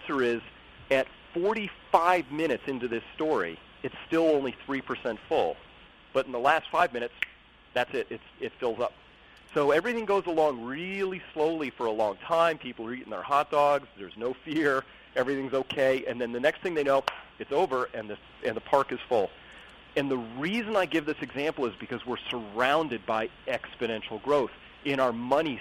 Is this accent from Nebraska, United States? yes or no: no; Sebastopol, California, United States; also born or lived in Silicon Valley, California; I live up in Sonoma County, California, a little town here called Sebastopol